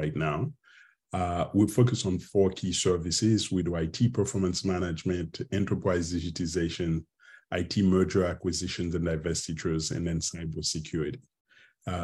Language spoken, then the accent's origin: English; Haiti; moved away as an adult; also born or lived in Mexico / Pittsburgh, Pennsylvania / Cambridge, Massachusetts; now in McKinney, United States; I'm from Haiti originally, and been out of Haiti for the past, 30 plus years.